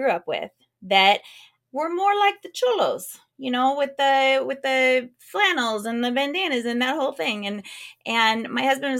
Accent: West Coast, United States; now in North Carolina, United States; I grew up on the West Coast

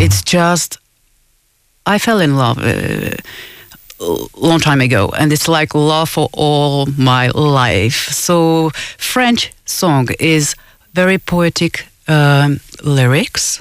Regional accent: Czechia; moved away; I'm originally from Czech Republic, so of course I give quite a lot of gigs in Czech Republic

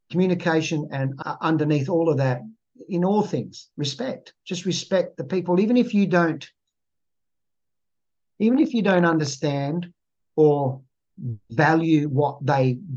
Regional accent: Malaysia; born there; I grew up, I was born in Malaysia and I went to six different schools in the first seven years of school.

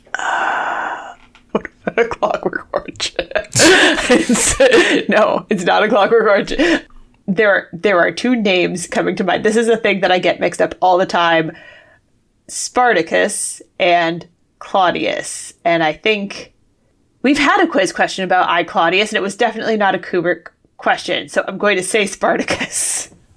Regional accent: Worcester, Massachusetts, United States; 'cause it's my hometown.

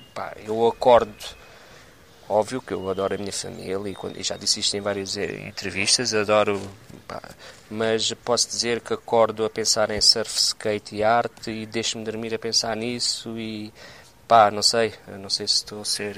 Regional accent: Setúbal, Portugal; Eu sou de Setúbal, Setúbal não tem ondas.

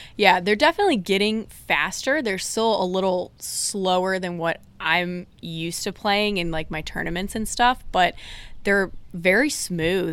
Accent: Durham, North Carolina, United States; moved away as an adult; also born or lived in Blacksburg, Virginia; growing up in the Durham area was big into the A C C and everything.

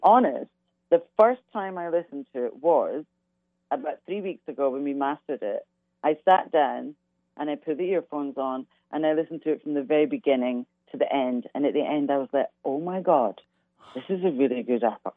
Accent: Glasgow, Scotland, United Kingdom; moved away; growing up in Glasgow, Glasgow is very much uh, it's all about soul music

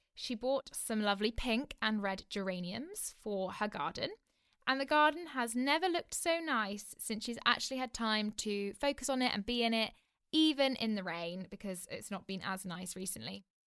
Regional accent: Oxford, South East England, United Kingdom; I'm currently living in my hometown in Oxford.

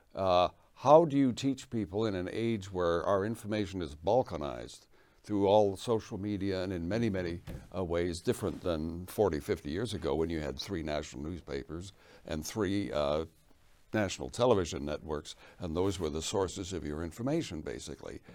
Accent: England, United Kingdom; moved away; I was born in England

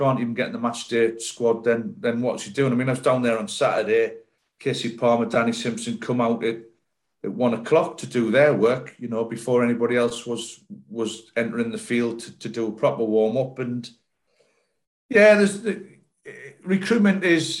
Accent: Sunderland, North East England, United Kingdom; moved away as an adult; now in Bristol, United Kingdom; When I come down here from Sunderland to Bristol City, it was a big move because it was the other end of the country for me. I'd never been out the northeast

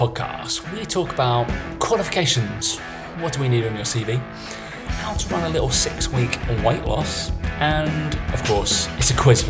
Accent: United Kingdom; we're British.

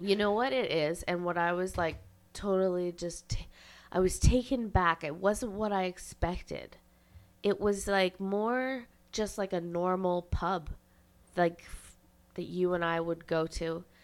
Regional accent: Carleton Place, Ontario, Canada; Franklin, Tennessee is the sister city of my hometown, Carlton Place, Ontario

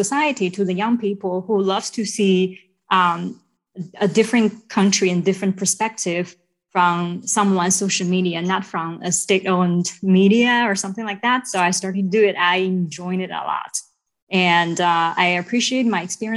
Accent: China; moved away as an adult; also born or lived in Hawaii; now in United States; I'm originally from China. I was born and raised there. And I moved to the U.S. in 2018 for love

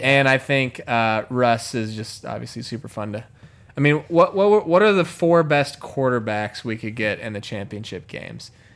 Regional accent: Chicago, Illinois, United States; my hometown Chicago Bears

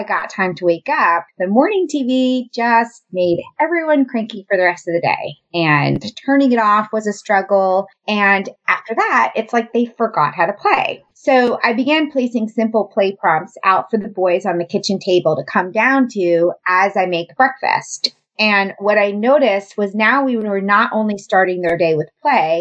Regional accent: New York, United States; moved away as an adult; also born or lived in the South (US); I'm originally from New York and I moved to the South shortly after graduating college for my first teaching job

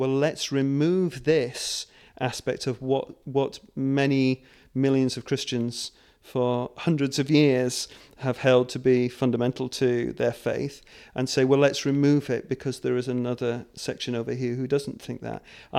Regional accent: Scotland, United Kingdom; born there; Actually, I was born in Scotland.

